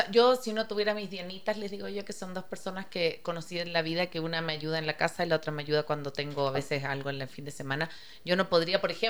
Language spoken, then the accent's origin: Spanish; Chile; moved away as an adult; como yo me vine de Chile muy vieja, así como no vieja, pero los 35 ya tenía mis amigas allá